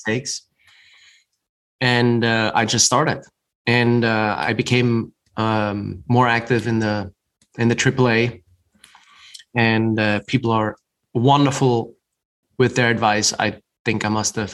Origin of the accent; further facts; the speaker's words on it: Germany; moved away as an adult; also born or lived in New York City; now in Utah, United States; I grew up in Germany